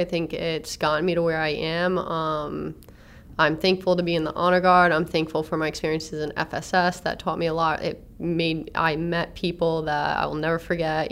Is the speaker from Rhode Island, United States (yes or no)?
yes; Warwick, Rhode Island, United States; also born or lived in Attleboro, Massachusetts; I was born in Attleboro, Massachusetts. wasn't raised there. Um, my mom just happened to be there at the time when she gave birth. So um, I was born in War- I was raised in Warwick, well West Warwick, and then moved to Warwick